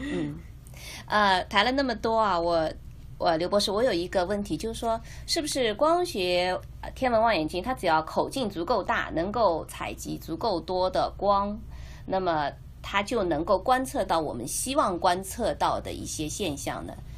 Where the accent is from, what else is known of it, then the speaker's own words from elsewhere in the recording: China; 作为我们中国人啊，炎黄子孙啊